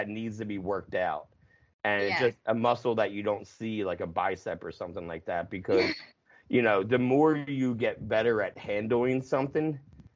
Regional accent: near Philadelphia, New Jersey, United States; also born or lived in Los Angeles, California; I grew up minutes from Philadelphia on the East Coast in New Jersey

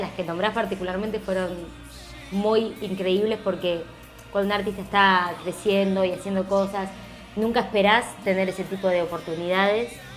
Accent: Argentina; yo estaba poniendo toda mi rareza argentina, que a la vez soy latina, con todas las diferencias que tenemos los, los argentinos, porque hablamos distinto

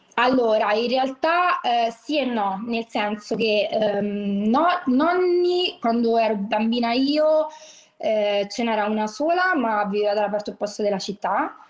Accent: Rome, Lazio, Italy; sono di Roma, però noi eh, in, vivevamo in un quartiere popolare

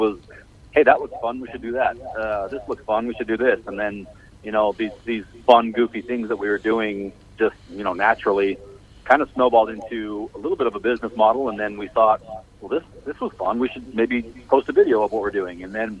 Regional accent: Salt Lake City, Utah, United States; Salt Lake City, Utah.

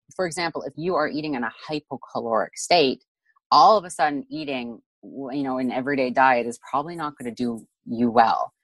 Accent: Canada; we're both Canadian here

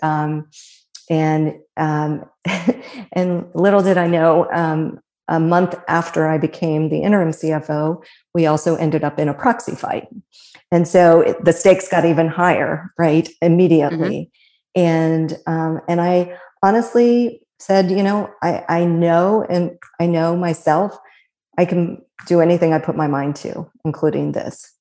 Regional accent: Fairfield, Ohio, United States; also born or lived in Cincinnati; born and raised in Cincinnati, um, grew up in Fairfield

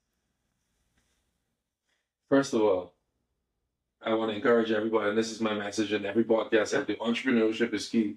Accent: Bahamas; now in Florida, United States; I was raised in the Bahamas most of my life

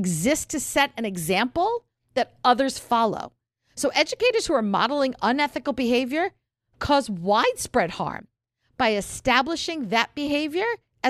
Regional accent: the North, United States; I'm really a northerner

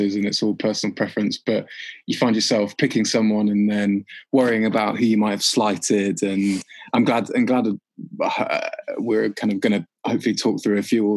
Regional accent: Leicester, East Midlands, United Kingdom; I grew up in Leicester

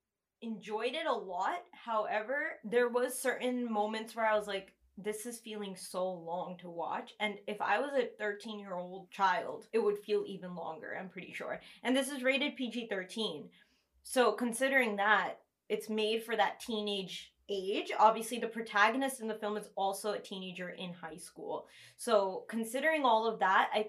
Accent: Kuwait; also born or lived in London, United Kingdom; now in United States; I'm from Kuwait

